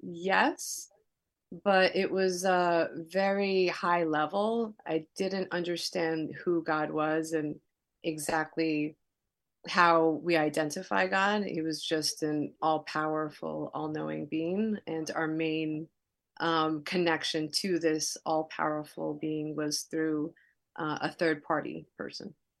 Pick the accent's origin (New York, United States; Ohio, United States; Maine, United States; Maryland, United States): New York, United States; New York City; also born or lived in New Jersey; I grew up in Queens, New York, uh, in Elmhurst